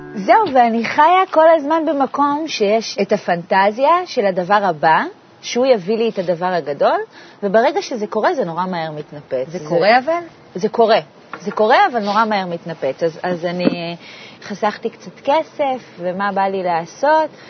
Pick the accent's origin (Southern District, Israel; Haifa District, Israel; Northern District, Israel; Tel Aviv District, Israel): Northern District, Israel; Ramat Zvi; גדלתי ברמת צבי, שזה מושב הכי שכוח אל ליד עפולה